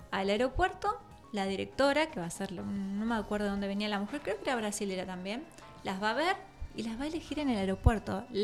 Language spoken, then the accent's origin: Spanish; Chile; now in Tandil, Argentina; Es más, yo llegué de Chile porque en Chile no fue como les decía, no pasaba esto de, que te conocieran y eso era más normal. Y yo llegué acá a Tandil